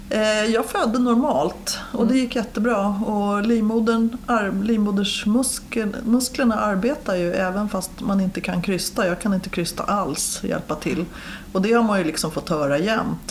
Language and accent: Swedish; Stockholm, Stockholm County, Sweden; jag är uppväxt i de södra förorterna, i Årsta